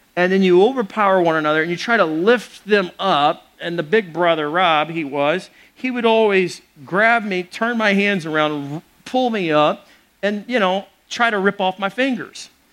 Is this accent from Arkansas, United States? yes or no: yes; Little Rock, Arkansas, United States; growing up in Little Rock, Arkansas